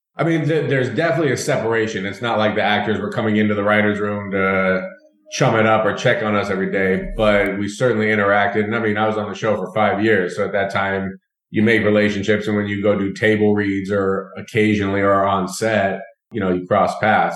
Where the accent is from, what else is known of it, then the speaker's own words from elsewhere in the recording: Denver, Colorado, United States; moved away as an adult; also born or lived in Atlanta, Georgia; I grew up in Denver, Colorado, but I went to Emory University for college.